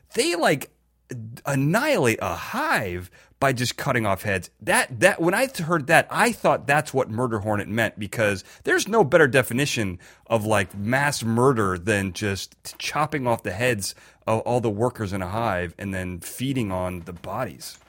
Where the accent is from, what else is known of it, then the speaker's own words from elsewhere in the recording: Chicago, Illinois, United States; I'm from Chicago